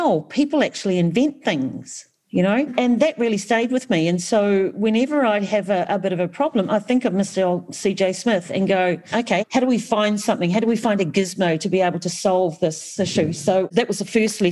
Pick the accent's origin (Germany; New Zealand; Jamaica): New Zealand; I was brought up in Aotearoa